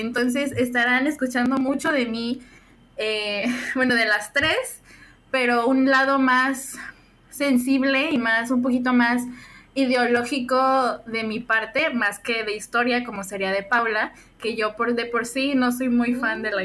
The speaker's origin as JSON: {"language": "Spanish", "region": "Puebla", "country": "Mexico", "said": "estudio Administración de Negocios Internacionales, soy de Puebla"}